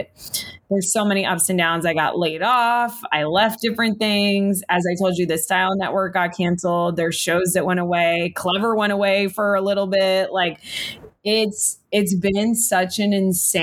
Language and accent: English; South Florida, United States; now in Los Angeles, United States; I'm from South Florida.